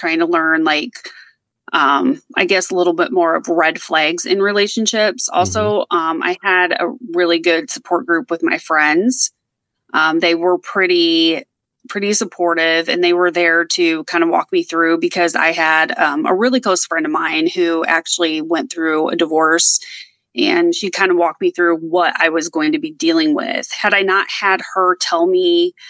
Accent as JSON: {"language": "English", "area": "the Midwest", "region": "Indiana", "country": "United States", "tie": "born or raised there", "said": "I grew up in the Midwest and I stayed there. I didn't move. I'm in Indiana"}